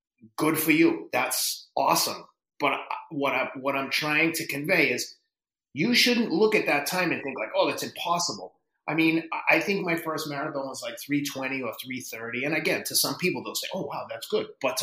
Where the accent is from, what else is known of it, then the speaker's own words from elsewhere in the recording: Boston, Massachusetts, United States; also born or lived in Somerville, Massachusetts; I'm from Boston